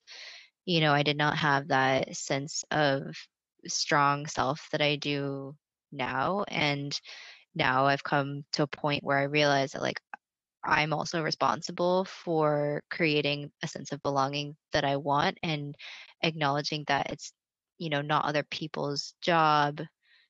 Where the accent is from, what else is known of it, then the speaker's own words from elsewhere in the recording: Lebanon, Oregon, United States; I grew up on the West Coast in Oregon, in a pretty small town called Lebanon, Oregon